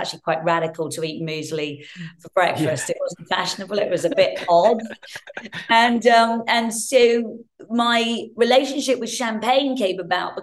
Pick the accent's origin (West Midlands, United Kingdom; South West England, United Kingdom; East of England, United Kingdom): East of England, United Kingdom; Hertfordshire; I grew up in Hertfordshire, and my parents split when I was young.